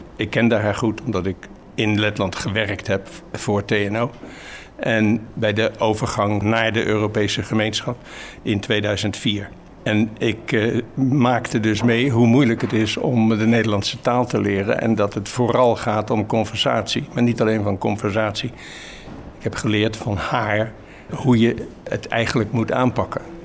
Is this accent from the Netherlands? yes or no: yes; Rotterdam, South Holland, Netherlands; now in Maassluis, Netherlands; Op school in Rotterdam mocht ik naar het Erasmiaans gymnasium